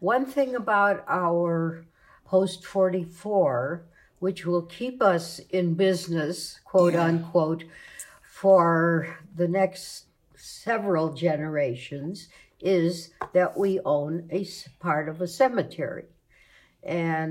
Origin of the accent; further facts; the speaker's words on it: Cleveland, Ohio, United States; I'm a native Clevelander, graduate of Glenville High School, lived in Cleveland just about all my life.